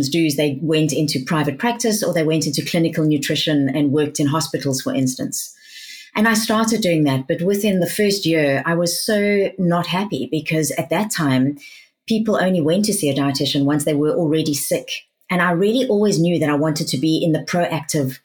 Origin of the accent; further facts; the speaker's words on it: South Africa; accent: South African; now in United Kingdom; I sound South African. I was born in South Africa.